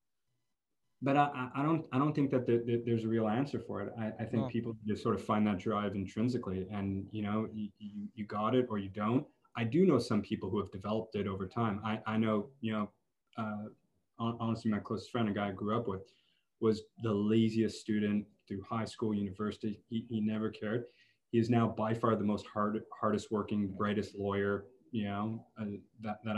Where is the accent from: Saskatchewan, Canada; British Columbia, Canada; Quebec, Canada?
Quebec, Canada; Montreal; I grew up in Montreal.